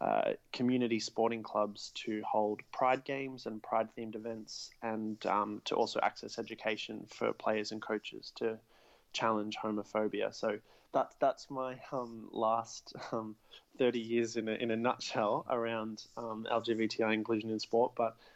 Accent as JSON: {"language": "English", "town": "Melbourne", "region": "Victoria", "country": "Australia", "tie": "born or raised there", "said": "I played ever since I was a kid growing up here in Australia. I'm from Melbourne"}